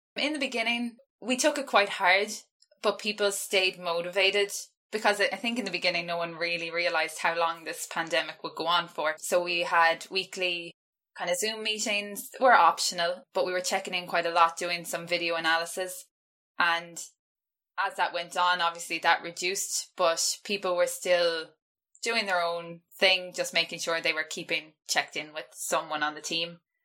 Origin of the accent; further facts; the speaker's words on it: west of Ireland, Ireland; I've been living at home, so I'm not from Dublin. So I've been living quite isolated in the west of Ireland.